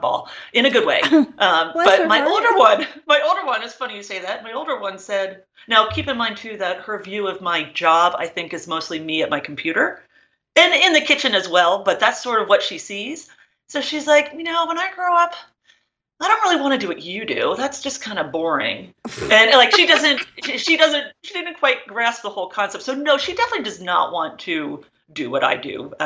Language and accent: English; New Jersey, United States; I grew up in New Jersey and in the same house from birth